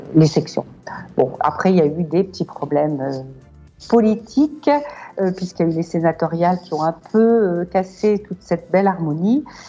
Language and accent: French; Lille, Hauts-de-France, France; moved away as an adult; now in Marrakech, Morocco; Lille, je suis une ch'ti à 100%